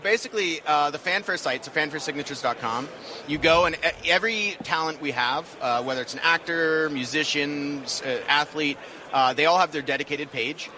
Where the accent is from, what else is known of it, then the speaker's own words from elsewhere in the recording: Pasadena, California, United States; also born or lived in Los Angeles; I grew up in Pasadena